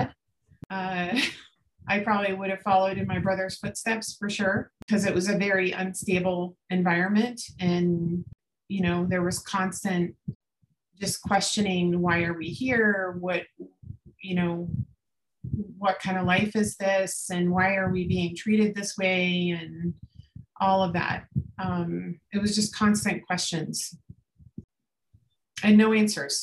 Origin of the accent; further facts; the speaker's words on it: Florida, United States; we grew up in Florida.